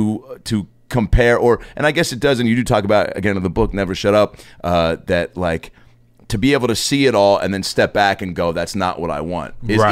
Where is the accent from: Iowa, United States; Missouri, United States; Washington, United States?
Washington, United States; Lake Forest Park; I grew up in Lake Forest Park, Washington.